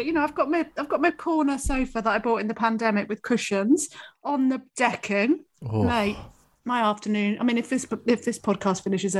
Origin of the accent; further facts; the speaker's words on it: Oxford, South East England, United Kingdom; I grew up in Oxford